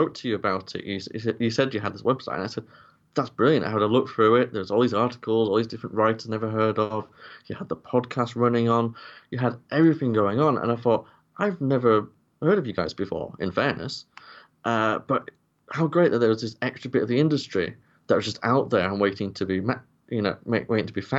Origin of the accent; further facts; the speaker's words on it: Yorkshire and the Humber, United Kingdom; I'm from Yorkshire